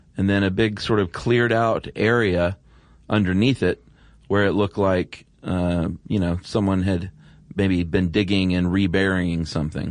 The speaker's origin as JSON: {"language": "English", "region": "the South", "country": "United States", "said": "I was from the South"}